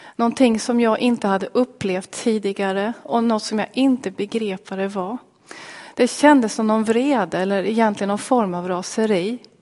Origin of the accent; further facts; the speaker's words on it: Linköping, Östergötland, Sweden; Jag kommer alltså från Linköping